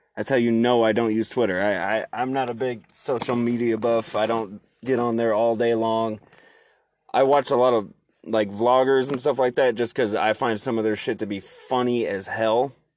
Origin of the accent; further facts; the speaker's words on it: Oregon, United States; I'm from Oregon